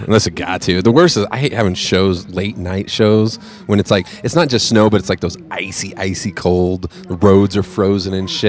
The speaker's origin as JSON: {"language": "English", "region": "California", "country": "United States", "tie": "born or raised there", "moved": "as an adult", "lives_now": "Colorado, United States", "said": "Definitely growing up in California, they didn't give a shit about the roads."}